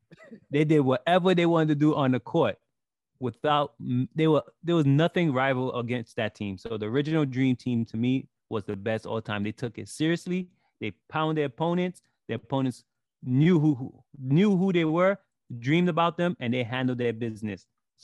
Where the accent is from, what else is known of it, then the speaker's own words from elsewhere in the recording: New York City, New York, United States; I was born in Brooklyn.